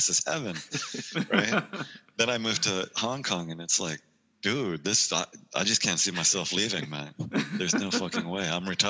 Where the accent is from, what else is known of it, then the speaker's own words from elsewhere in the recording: New York, United States; New York. So, lived there for 18 years, and yeah, man, I feel like, you know, when I think of New York, I'm a New Yorker at heart, you know. So it'll always be my home.